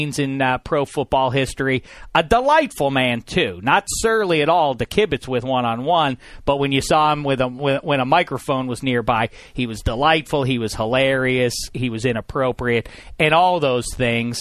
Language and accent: English; Pittsburgh, Pennsylvania, United States; as a kid growing up in Pittsburgh